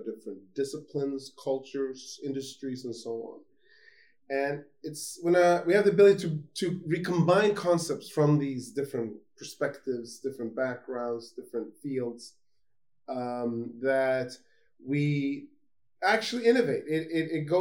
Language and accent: English; Gothenburg, Västra Götaland, Sweden; I was born in Sweden, in Gothenburg, the second largest city of Sweden